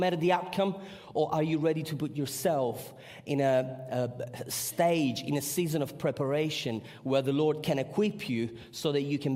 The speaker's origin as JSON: {"language": "English", "region": "Sicily", "country": "Italy", "said": "I come from Sicily"}